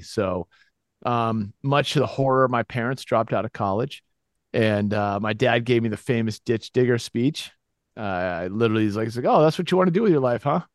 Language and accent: English; Winchester, Massachusetts, United States; also born or lived in Gloucester, Massachusetts; I moved to Winchester, Massachusetts, which is just outside of Boston, like a stone's throw away. And those were kind of the formative years